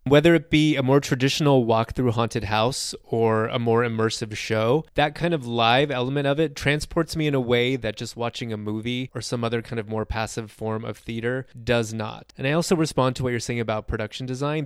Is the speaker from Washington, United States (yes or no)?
no; Southern California, United States; I grew up in Southern California